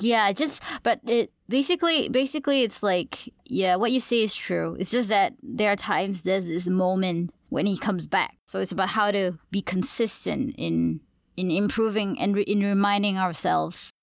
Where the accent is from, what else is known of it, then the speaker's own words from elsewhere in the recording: Malaysia; accent: Malaysian; I'll speak full-blown in my Malaysian accent